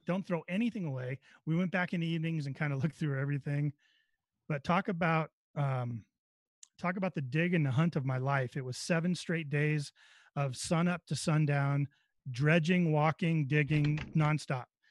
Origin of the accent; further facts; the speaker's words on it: Northern California, United States; moved away; I was right in his area. That's right where I grew up